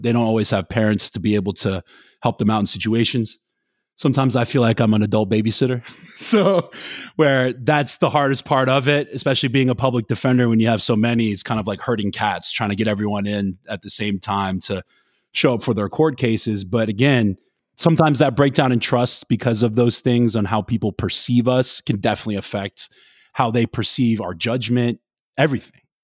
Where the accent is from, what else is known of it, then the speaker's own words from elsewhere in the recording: Florida, United States; also born or lived in the South; now in New Jersey, United States; I'm from Florida